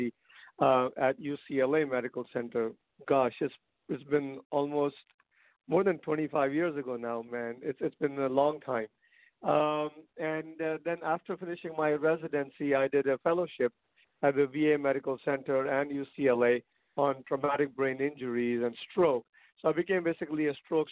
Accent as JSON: {"language": "English", "country": "India", "tie": "born or raised there", "moved": "yes", "said": "I'm originally from India"}